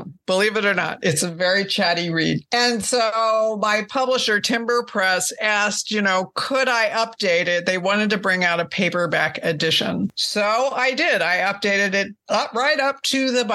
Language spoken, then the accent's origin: English; Northeast, United States; I grew up in the Northeast where I still live.